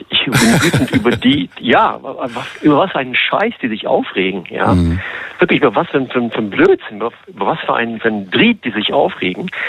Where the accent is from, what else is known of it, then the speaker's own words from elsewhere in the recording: Cologne, Viersen, Mönchengladbach, North Rhine-Westphalia, Germany; now in Istanbul, Turkey; Ich war hauptsächlich in Köln. Köln, Viersen, Mönchengladbach, da wo ich geboren, aufgewachsen bin.